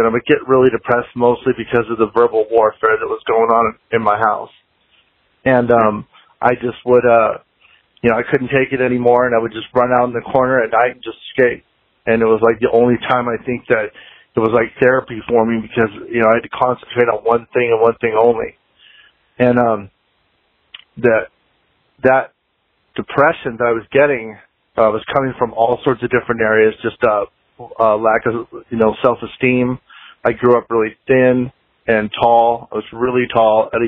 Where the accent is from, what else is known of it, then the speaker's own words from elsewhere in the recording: Anaheim, California, United States; moved away; also born or lived in Fort Collins, Colorado; I grew up in Anaheim, Southern California, right down the street from Disneyland.